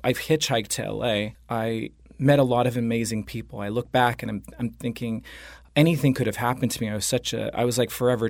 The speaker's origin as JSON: {"language": "English", "town": "Dana Point", "region": "California", "country": "United States", "tie": "born or raised there", "also_born_or_lived": "Los Angeles", "said": "I'm from Orange County, actually. I grew up in Orange County near Dana Point. I left home at a very early age. I was around 15."}